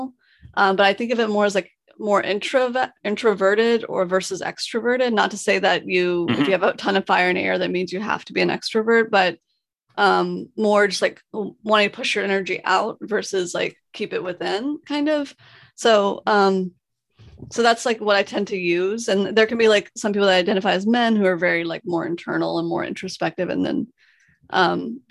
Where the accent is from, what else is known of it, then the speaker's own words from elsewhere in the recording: the South, United States; I was raised in the South